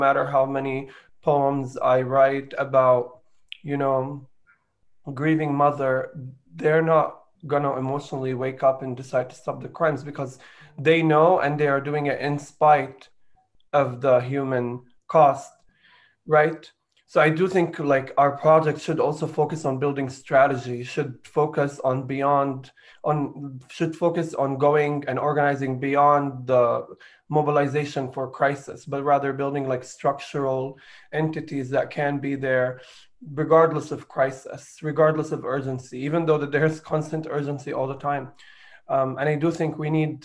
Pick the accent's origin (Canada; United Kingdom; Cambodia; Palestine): Palestine; Jerusalem; I was born in Jerusalem